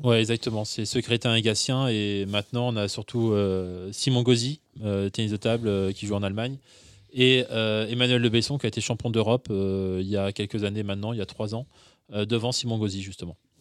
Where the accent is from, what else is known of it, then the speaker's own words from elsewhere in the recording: Brittany, France; moved away; je suis breton